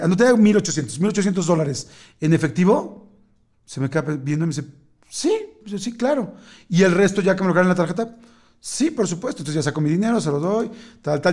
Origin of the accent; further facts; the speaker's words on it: Mexico; yo soy mexicano